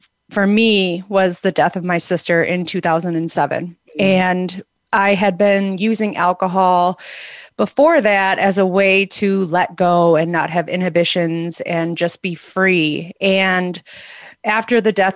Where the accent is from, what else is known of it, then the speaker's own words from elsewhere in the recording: outside of Milwaukee, Wisconsin, United States; moved away as an adult; now in Arizona, United States; I grew up outside of Milwaukee in Wisconsin, and about 20 years ago, I moved to Arizona